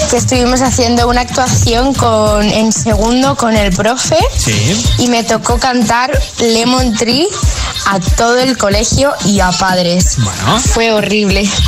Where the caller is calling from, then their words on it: Alcorcón, Community of Madrid, Spain; os escucho desde Alcorcón.